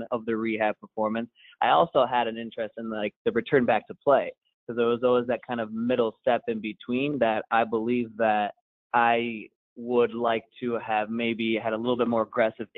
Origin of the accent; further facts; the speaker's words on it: Cleveland, Ohio, United States; I grew up in the Cleveland area